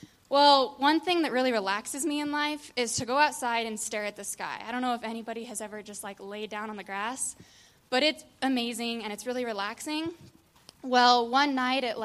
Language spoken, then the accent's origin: English; Sterling, Colorado, United States; I grew up in Sterling, Colorado